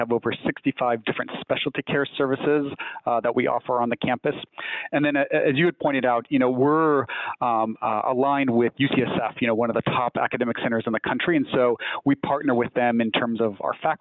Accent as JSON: {"language": "English", "area": "just outside San Bernardino", "region": "Southern California", "country": "United States", "moved": "yes", "lives_now": "Northern California, United States", "said": "I am from Southern California originally. So just outside of San Bernardino"}